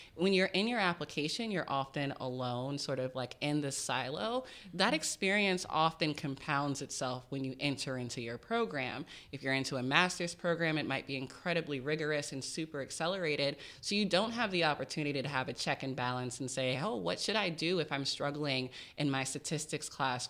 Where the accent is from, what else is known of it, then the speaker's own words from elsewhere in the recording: Richmond, Virginia, United States; I grew up in Richmond, Virginia, low-income family, first gen.